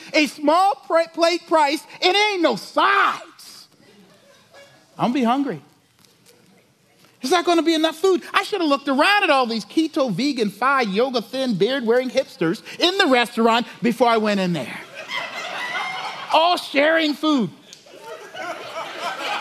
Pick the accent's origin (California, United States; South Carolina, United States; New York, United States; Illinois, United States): South Carolina, United States; moved away; I'm from South Carolina